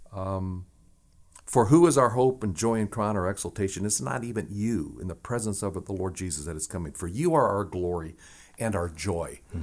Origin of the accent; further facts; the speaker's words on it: Nebraska, United States; where I grew up in Nebraska was just a few miles away from the Winnebago Reservation and the Omaha Reservation.